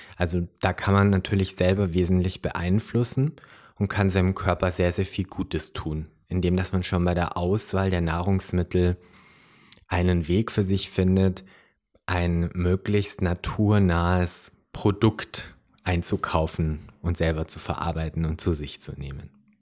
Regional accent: Upper Bavaria, Germany; hier bei uns in Oberbayern

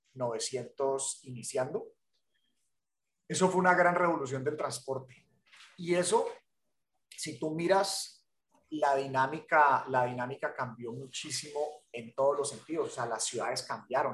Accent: Cali, Valle del Cauca, Colombia; moved away as an adult; now in Miami, United States; yo soy de la ciudad de Cali, en Colombia

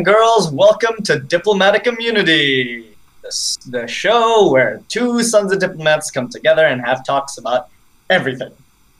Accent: Bangladesh; also born or lived in New York; So, I was born in New York, and then I lived there for about a year, and then, as is the life of a diplomat, we moved to Bangladesh, which is actually my host country.

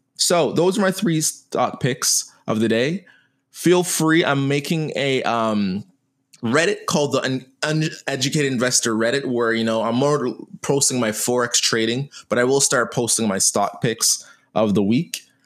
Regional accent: Canada; I'm a Canadian

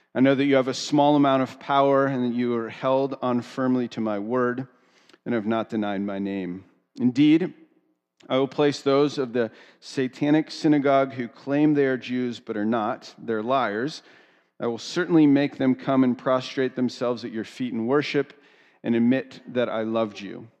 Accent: United States; I grew up two hours outside of Philadelphia

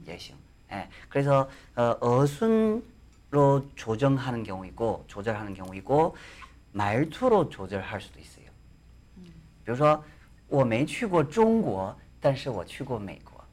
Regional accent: China; Korean is a second language; now in South Korea

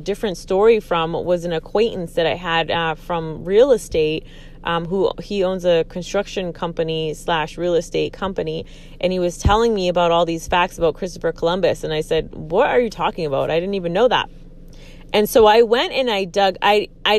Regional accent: Aguadilla, Puerto Rico; now in United States; I grew up in Puerto Rico. I grew up here in the States and in Puerto Rico.

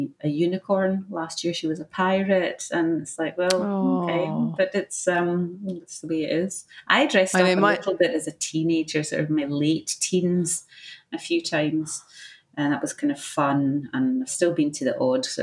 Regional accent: Scotland, United Kingdom; I grew up in the UK, obviously, in Scotland

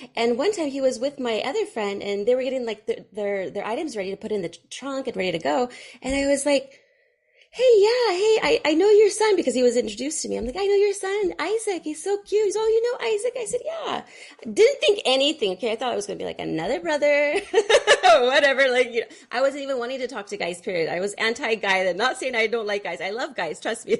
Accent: Fremont, California, United States; I grew up in Fremont, California

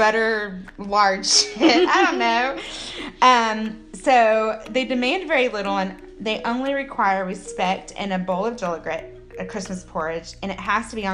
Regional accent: Texas, United States; accent: Texas; my Texas accent

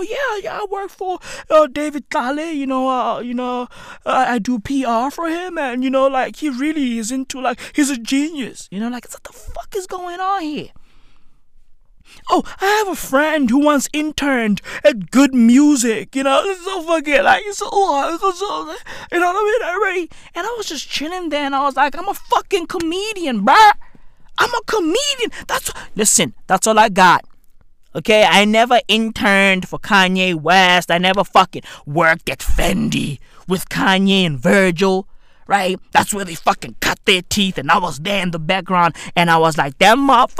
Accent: Johannesburg, Gauteng, South Africa; I'm from the East End of Johannesburg, and I've achieved nothing.

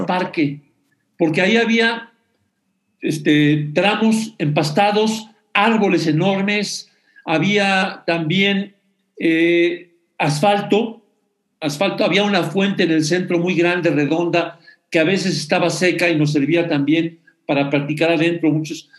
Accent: Mexico City, Mexico; Ese está en la calle de Mérida, Sí. estaba exactamente a dos cuadras de donde yo nací.

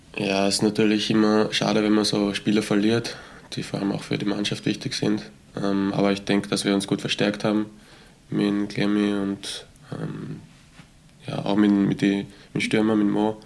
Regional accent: Götzendorf an der Leitha, Lower Austria, Austria; ich bin aus Niederösterreich, ähm, genau aus Götzendorf an der Leiter

